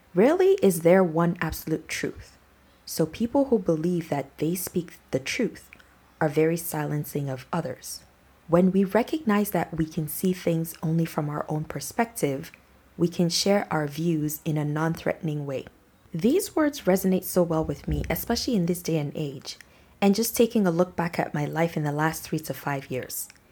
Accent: Nigeria; my background as a Nigerian

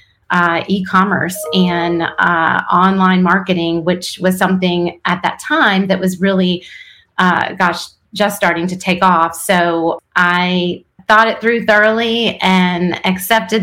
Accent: Wilkes-Barre, Pennsylvania, United States; now in North Carolina, United States; I was born in Wilkes-Barre, Pennsylvania.

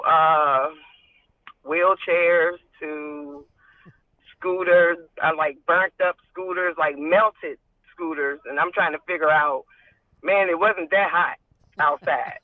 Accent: Richmond, Virginia, United States; I'm from Richmond, uh, born and raised, graduated from John Marshall High School.

